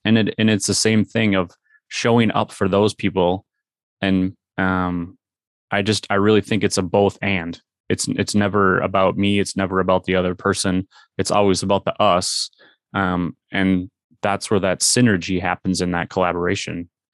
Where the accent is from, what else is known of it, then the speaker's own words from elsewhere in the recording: Minnesota, United States; we are from Minnesota.